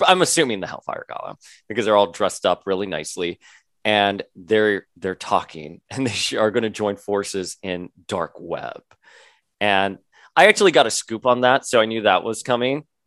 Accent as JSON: {"language": "English", "region": "Florida", "country": "United States", "tie": "born or raised there", "said": "I grew up in Florida"}